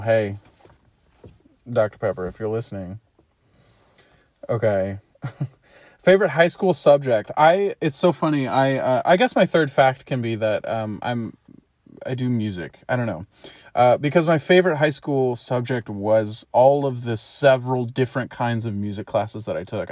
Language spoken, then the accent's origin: English; St. Louis, Missouri, United States; I am from Saint Louis, Missouri. I've grown up in and around that area my whole life